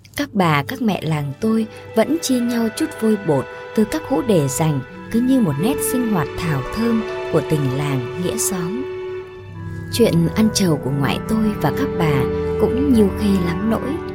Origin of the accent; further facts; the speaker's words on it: My Thanh village, Hiep Duc, Quang Nam, Vietnam; làng Mỹ Thạnh thuộc Hiệp Đức, Quảng Nam quê tôi nghèo